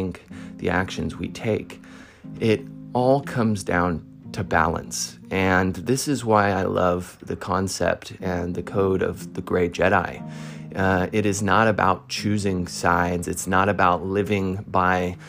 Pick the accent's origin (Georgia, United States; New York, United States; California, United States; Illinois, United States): California, United States; Modesto; I grew up in Northern California, Modesto, California